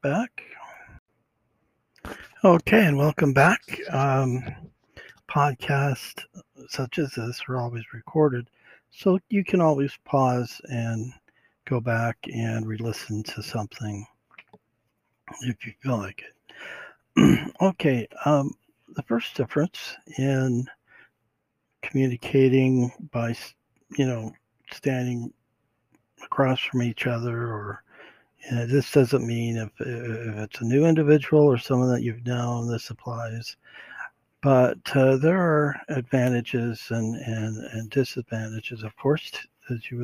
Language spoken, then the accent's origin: English; California, United States; We're from California